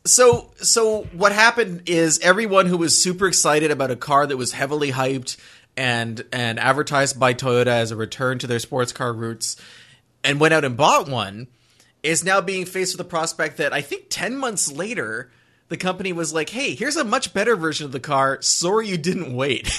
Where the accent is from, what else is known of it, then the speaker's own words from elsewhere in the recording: southern Quebec, Canada; I grew up near Vermont, near the Vermont border in southern Quebec.